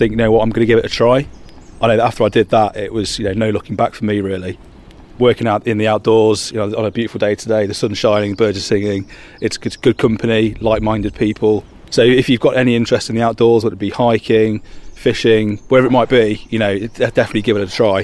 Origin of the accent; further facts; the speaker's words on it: Lincolnshire, East Midlands, United Kingdom; moved away as an adult; now in Devon, United Kingdom; Originally, I'm from Lincolnshire. I've always been kind of surrounded by the countryside. I was lucky enough to grow up in it.